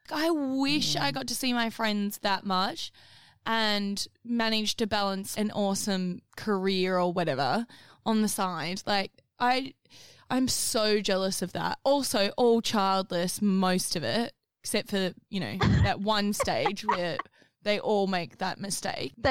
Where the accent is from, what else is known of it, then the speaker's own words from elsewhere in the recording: Australia; I mean, I know I'm Australian and nowhere near England, but still